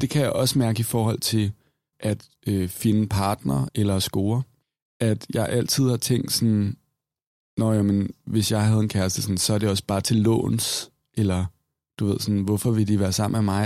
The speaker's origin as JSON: {"language": "Danish", "town": "Copenhagen", "region": "Capital Region of Denmark", "country": "Denmark", "tie": "born or raised there", "said": "jeg er vokset op i København"}